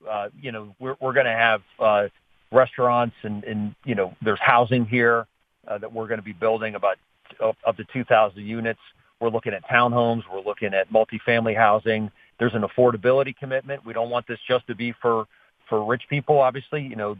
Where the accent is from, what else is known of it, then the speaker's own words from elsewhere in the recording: Pittsburgh, Pennsylvania, United States; I'm from Oakland.